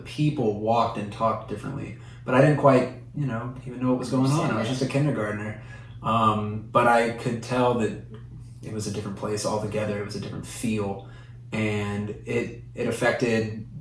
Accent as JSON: {"language": "English", "region": "Alabama", "country": "United States", "tie": "born or raised there", "said": "then I moved to Alabama"}